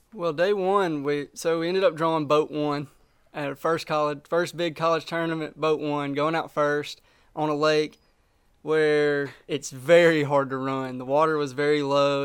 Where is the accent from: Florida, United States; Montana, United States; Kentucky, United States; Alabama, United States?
Alabama, United States; Smith Lake; I live just north of Birmingham. I grew up on Smith Lake